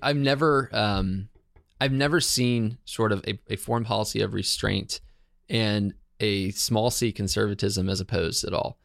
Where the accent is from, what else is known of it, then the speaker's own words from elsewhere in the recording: Herndon, Virginia, United States; so I'm from Herndon, Virginia.